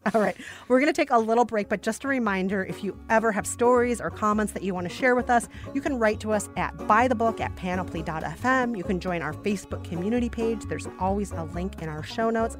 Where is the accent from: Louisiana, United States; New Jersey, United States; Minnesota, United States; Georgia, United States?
Minnesota, United States; a Minnesotan